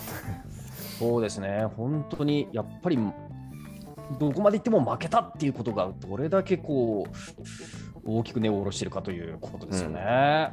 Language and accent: Japanese; Japan; 日本で生まれ育って